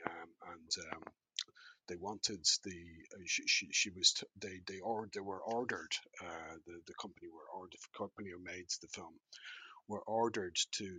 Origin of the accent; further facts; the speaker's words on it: Dublin, Leinster, Ireland; I grew up in Raheny